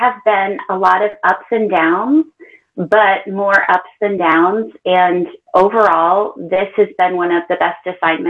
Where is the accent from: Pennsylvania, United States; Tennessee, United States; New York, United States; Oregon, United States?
Pennsylvania, United States; Pittsburgh; also born or lived in Lakenheath, England; now in Pinehurst, United States; I'm originally from Pittsburgh, Pennsylvania, and I stay at home with my two boys. I've got an 11-year-old almost and an 8-year-old.